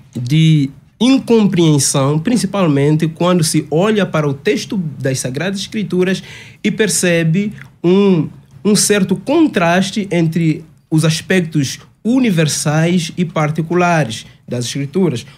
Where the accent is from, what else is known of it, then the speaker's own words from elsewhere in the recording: Angola; also born or lived in Caucaia do Alto, Cotia, Brazil; now in Cotia, Brazil; sou angolano, de facto, e estamos servindo a Deus em Angola